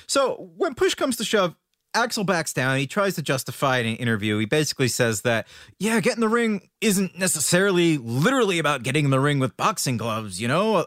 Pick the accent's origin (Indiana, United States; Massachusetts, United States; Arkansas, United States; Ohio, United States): Massachusetts, United States; Worcester; in Worcester, Massachusetts, which is actually my hometown